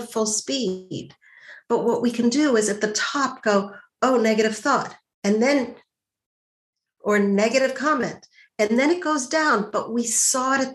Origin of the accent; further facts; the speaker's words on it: Montreal, Quebec, Canada; I grew up in Montreal